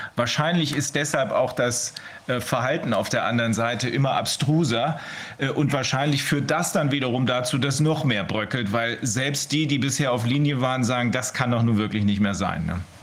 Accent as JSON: {"language": "German", "country": "Germany", "said": "bei uns in Deutschland"}